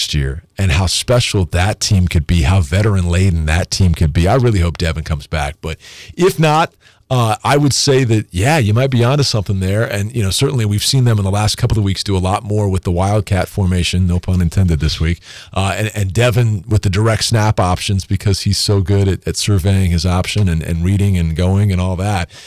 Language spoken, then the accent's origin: English; Topeka, Kansas, United States; now in Lawrence, United States; I'm from Topeka, but I no longer have family there